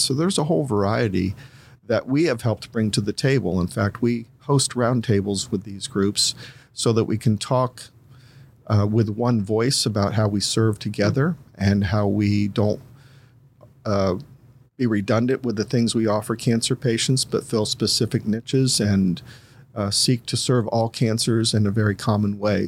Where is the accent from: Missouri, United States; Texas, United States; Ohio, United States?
Ohio, United States; Columbus; also born or lived in Greene County, Ohio; I'm originally from Columbus, um, spent my first eighteen years there